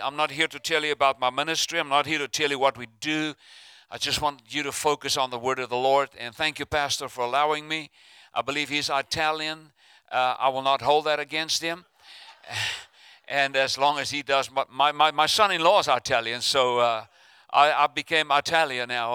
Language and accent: English; South Africa; now in United States; I'm from South Africa originally, but uh, I'm stuck in America.